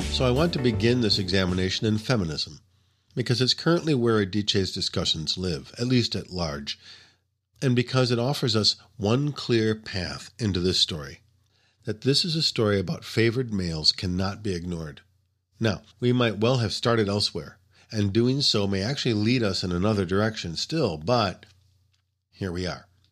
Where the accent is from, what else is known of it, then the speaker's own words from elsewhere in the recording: United States; as an American reader